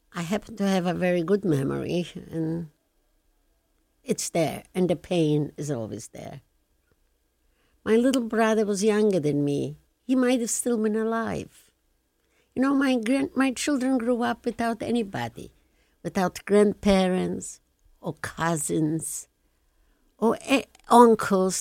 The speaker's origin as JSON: {"language": "English", "town": "Lublin", "region": "Lublin Voivodeship", "country": "Poland", "second_language": "English", "moved": "as an adult", "lives_now": "Canada", "said": "I come from Lublin"}